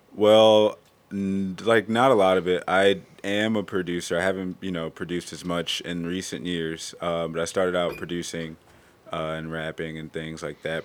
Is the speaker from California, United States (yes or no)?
no; Cleveland, Ohio, United States; I'm from Cleveland